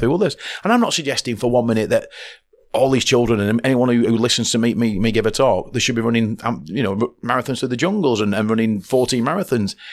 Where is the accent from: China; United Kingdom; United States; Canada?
United Kingdom; Oldham, North West England; as a child growing up in Oldham